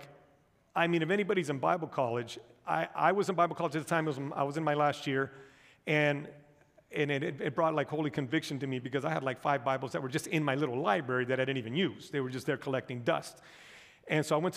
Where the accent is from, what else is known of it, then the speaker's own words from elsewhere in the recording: United States; I was born and raised here in the United States of America.